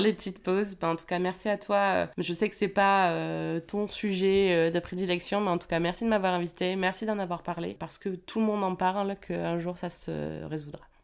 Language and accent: French; France; on est français